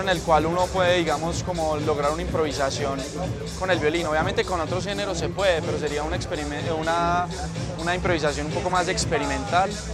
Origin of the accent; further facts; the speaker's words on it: Medellín, Antioquia, Colombia; soy de la ciudad de Medellín